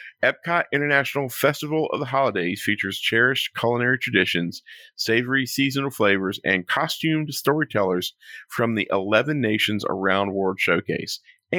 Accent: the South, United States; now in Florida, United States; I got biscuits and gravy because I'm from the South. And they were probably the best biscuits I've had since I moved to Florida.

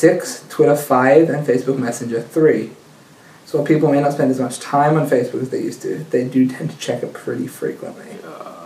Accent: Australia; now in Israel; I'm Australian

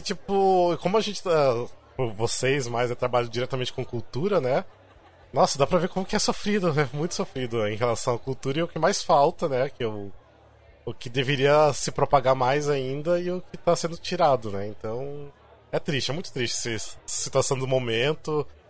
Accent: interior of Paraná, Brazil; moved away as an adult; now in São Paulo, Brazil; eu também não sou do, de São Paulo, sou do interior do, do Paraná, mas eu moro aqui sete anos

